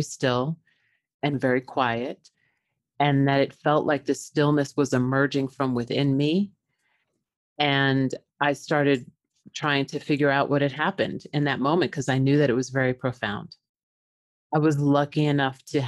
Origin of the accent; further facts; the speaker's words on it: Long Island, New York, United States; I was born in New York on Long Island to parents that were very strict.